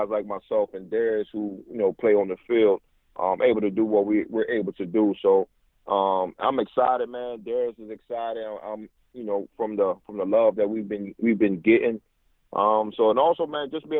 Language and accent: English; Newport News, Virginia, United States; moved away as an adult; also born or lived in Indianapolis / San Francisco / Arizona / New York; my hometown, Newport News, Virginia